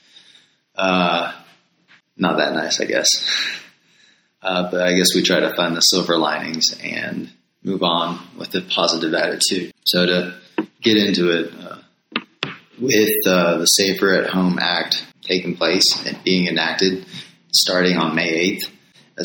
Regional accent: Florida, United States; now in Denver, United States; I'm from Florida

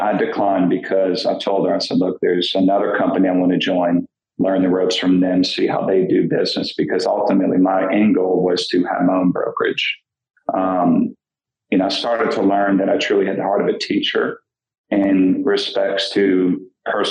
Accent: New Orleans, Louisiana, United States; I'm from New Orleans and graduated from Archbishop Shaw down there on the West Bank

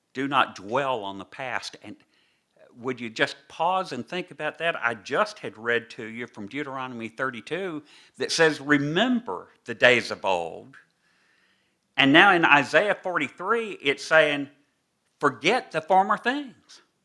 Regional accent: the South, United States; accent: southern (implied); now in New York, United States; you perhaps can tell by my accent that I've not always lived in these northern states

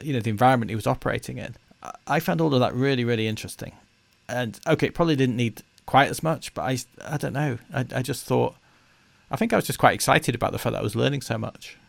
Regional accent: United Kingdom; we're British

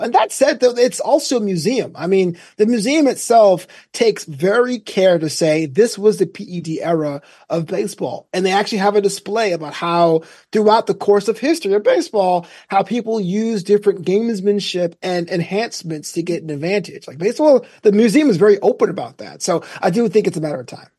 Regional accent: New York City, New York, United States; now in Los Angeles, United States; I'm from Brooklyn

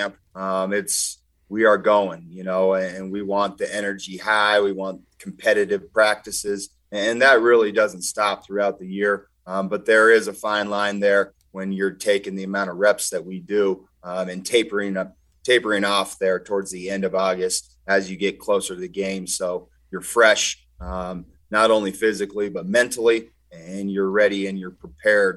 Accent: Helena, Montana, United States; I grew up in Helena

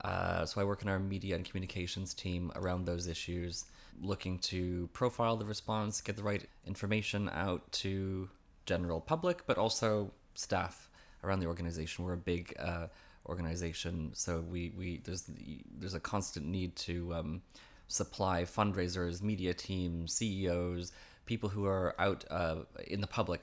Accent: Vancouver, British Columbia, Canada; moved away as an adult; also born or lived in Toronto; now in London, United Kingdom; I grew up in around Vancouver, actually, Canada, and Toronto is my adult Canadian home since before I came here.

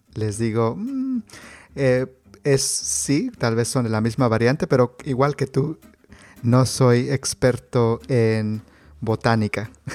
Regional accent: Mexico; yo crecí en, en el Estado de México, en la Ciudad de México

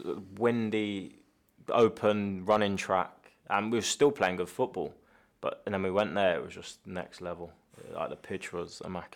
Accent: Scotland, United Kingdom; By the way, I'm Scottish, so it's not...

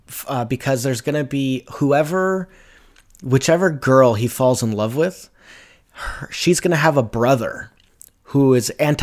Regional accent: Brooklyn, New York, United States; because I'm from Brooklyn, New York City.

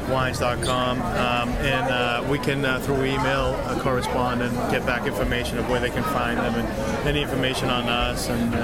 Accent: Greece; now in Boston, United States; Well, I came from Greece many years ago, but I live in Boston now

